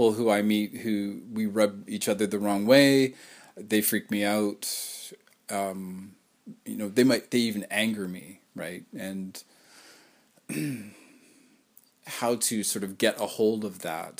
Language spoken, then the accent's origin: English; Canada; I am a Canadian